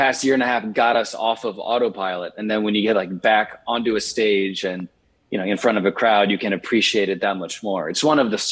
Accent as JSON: {"language": "English", "town": "Richmond", "region": "Virginia", "country": "United States", "tie": "born or raised there", "moved": "yes", "lives_now": "Nashville, United States", "said": "I grew up in Richmond, Virginia, and I spent the initial half of my childhood in the inner city."}